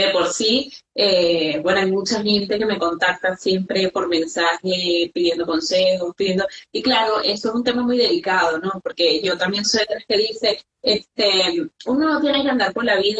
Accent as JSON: {"language": "Spanish", "country": "Venezuela", "also_born_or_lived": "Ecuador", "moved": "yes", "said": "Entonces, claro, yo tenía miedo porque además me fui a Ecuador, o sea, yo salí de Venezuela a Ecuador."}